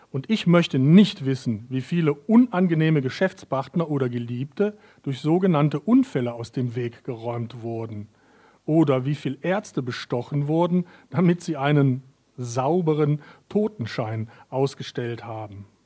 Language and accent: German; North Rhine-Westphalia, Germany; also born or lived in Vienna, Austria; Obwohl ich aus, ich komme ja aus Nordrhein-Westfalen, äh, was man auch schwer, glaube ich, äh, äh, überhören kann an meiner Sprache.